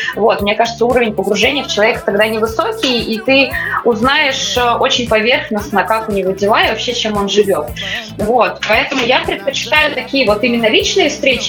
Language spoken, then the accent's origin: Russian; Siberia, Russia; moved away as an adult; also born or lived in Saint Petersburg; now in Moscow, Russia; я и в школе училась далеко, то есть в своем родном городе в Сибири